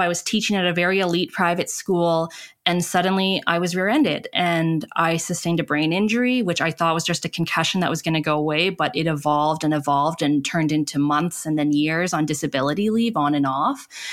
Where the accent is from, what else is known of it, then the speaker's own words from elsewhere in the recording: Calgary, Alberta, Canada; I grew up in Canada, in Calgary, Alberta, Treaty Seven territory